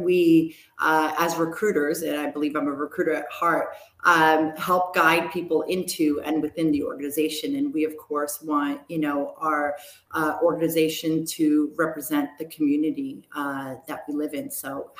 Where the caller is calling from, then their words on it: New York, United States; I'm dialing in from New York, out in Rockland County, which is we're headquartered in New York City.